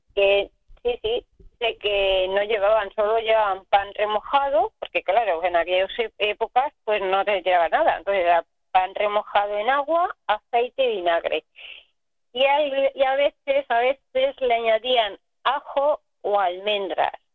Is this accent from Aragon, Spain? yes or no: yes; Aragon, Spain; now in Catalonia, Spain; yo que soy de, de Aragón